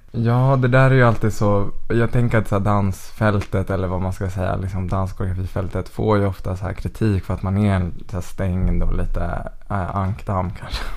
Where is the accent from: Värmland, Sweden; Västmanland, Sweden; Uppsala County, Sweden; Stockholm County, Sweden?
Västmanland, Sweden; Västerås; Jag är född och uppvuxen i Västerås